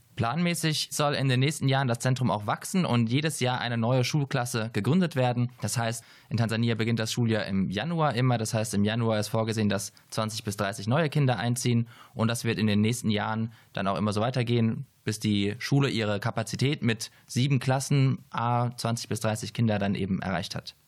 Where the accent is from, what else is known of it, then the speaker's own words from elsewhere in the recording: Heidelberg, Baden-Württemberg, Germany; ich komme aus Heidelberg